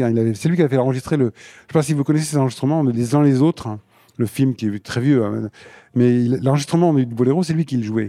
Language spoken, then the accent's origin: French; Limoges, Nouvelle-Aquitaine, France; quand j'étais gamin aussi à Limoges, au conservatoire